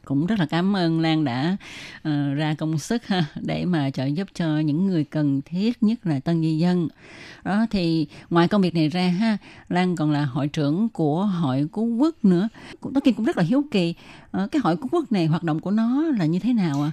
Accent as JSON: {"language": "Vietnamese", "country": "Vietnam", "said": "người Việt mình"}